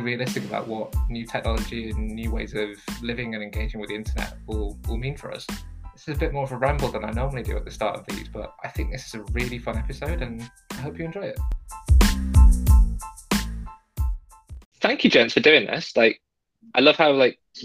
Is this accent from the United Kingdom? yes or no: yes; Lancashire and Yorkshire, Yorkshire and the Humber, United Kingdom; now in Canada; I lived a bit of a sheltered childhood growing up in Lancashire and Yorkshire